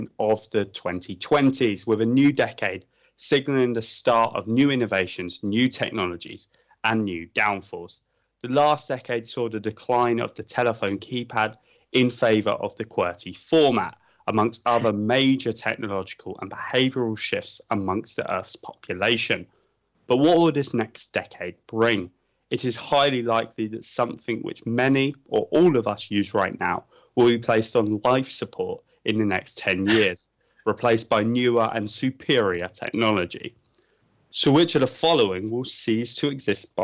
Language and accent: English; United Kingdom; I'm British